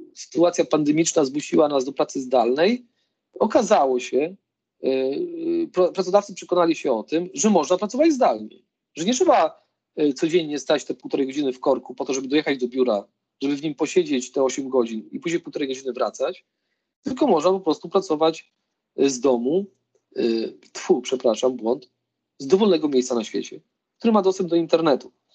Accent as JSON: {"language": "Polish", "town": "Lublin", "region": "Lublin Voivodeship", "country": "Poland", "said": "Ja pochodzę w ogóle z, z Lublina"}